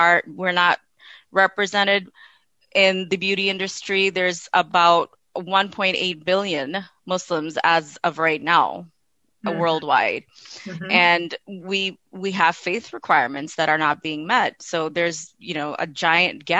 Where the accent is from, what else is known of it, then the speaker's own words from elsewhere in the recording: Midwest, United States; moved away; also born or lived in Pakistan / Canada; I'm Pakistani by birth. I was born in Pakistan, but I was raised here in the Midwest and then in Canada